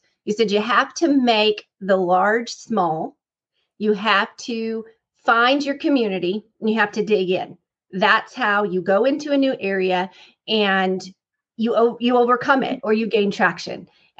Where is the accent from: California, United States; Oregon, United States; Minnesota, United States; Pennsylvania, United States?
California, United States; moved away as an adult; now in Texas, United States; I am born and raised in California.